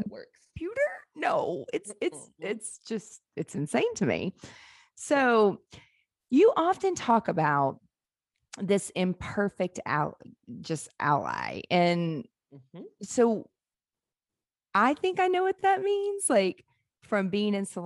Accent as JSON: {"language": "English", "region": "Mississippi Gulf Coast", "country": "United States", "tie": "born or raised there", "said": "I grew up around it in the South, on the Mississippi Gulf Coast"}